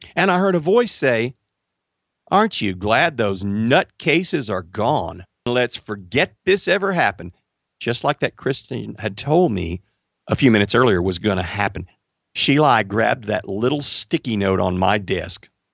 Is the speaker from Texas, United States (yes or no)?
yes; Marshall, Texas, United States; I moved back to my hometown of Marshall, Texas.